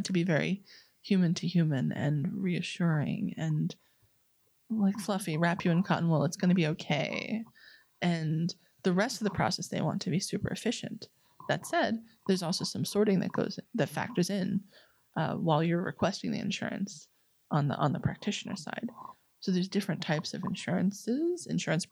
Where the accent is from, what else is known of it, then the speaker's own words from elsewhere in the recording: New York, United States; I'm a New Yorker